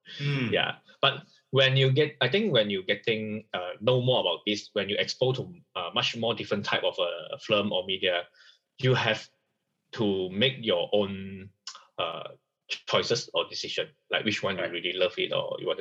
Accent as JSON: {"language": "English", "country": "Malaysia", "first_language": "Chinese", "second_language": "English", "said": "for us, we are third generation in Malaysia as a Chinese"}